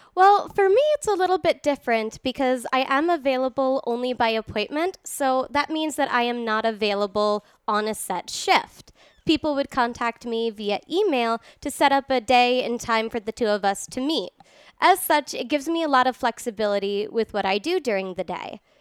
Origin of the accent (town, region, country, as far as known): New York City, New York, United States; born or raised there; also born or lived in Ireland; now in Reno, United States